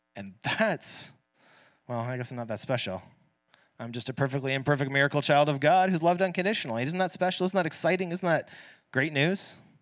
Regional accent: Canada; first language English; I'm born into a middle-class Canadian family

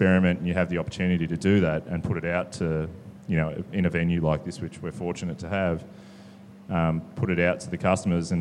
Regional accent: New South Wales, Australia; now in Melbourne, Australia; I grew up in New South Wales

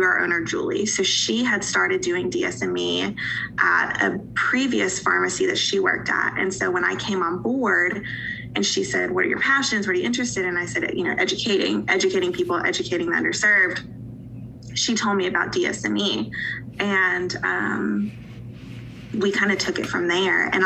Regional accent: Asheville, North Carolina, United States; moved away as an adult; now in Eastern Tennessee, United States; I'm from a city in Western North Carolina called Asheville

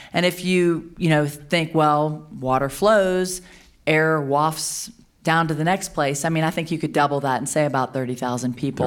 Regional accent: Louisiana, United States; I'm from Louisiana. We have a lot of destruction happening in my own home

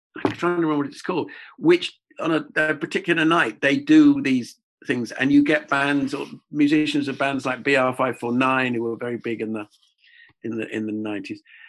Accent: England, United Kingdom; accent: English; being English, British

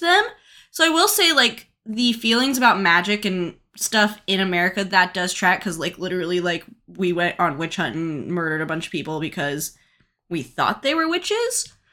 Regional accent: United States; as an American

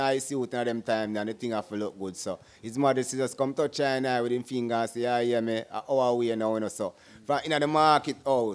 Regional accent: Jamaica; born or raised there

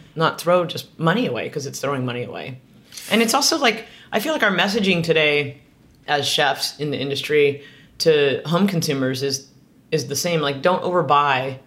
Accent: Southern California, United States; moved away; also born or lived in San Francisco; I grew up in Southern California

